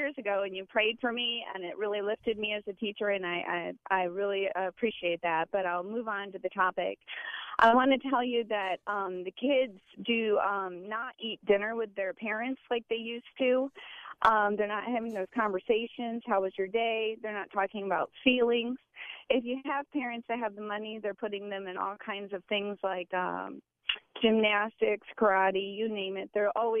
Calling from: Valrico, Florida, United States; I'm actually a teacher of 24 years, and I'm actually from the Valrico area

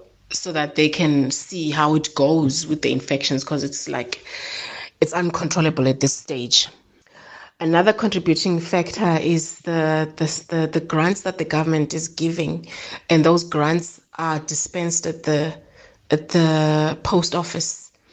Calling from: Eastern Cape, South Africa; I'm calling from the Eastern Cape.

